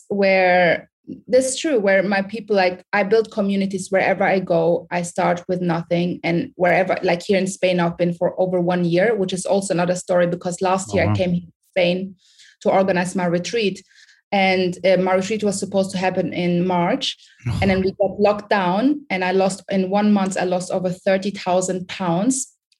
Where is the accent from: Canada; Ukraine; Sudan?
Sudan; English is a second language; moved away; also born or lived in Germany / United Kingdom; I'm originally from Sudan. I don't know if you guys know anything about Sudan. If you, Michael, know, Sudan is in Africa. It's close to Egypt. I was born in Sudan, and then from Sudan, I moved to Germany. From Germany, I lived in Germany 17 years.